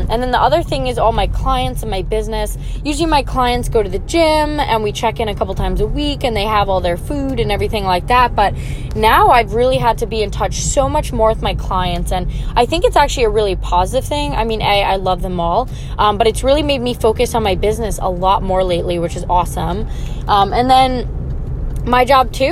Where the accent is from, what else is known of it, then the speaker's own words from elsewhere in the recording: Long Island, New York, United States; I'm from Long Island, New York.